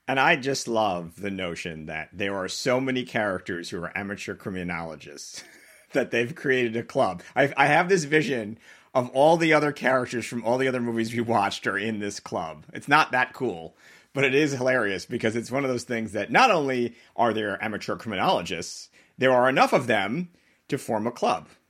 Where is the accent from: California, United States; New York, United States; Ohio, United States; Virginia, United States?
New York, United States; Long Island; I grew up on Long Island